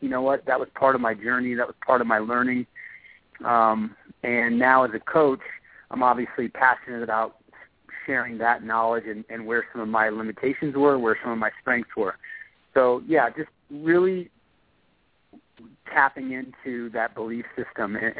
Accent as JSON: {"language": "English", "region": "Colorado", "country": "United States", "tie": "born or raised there", "said": "growing up in Colorado with my family"}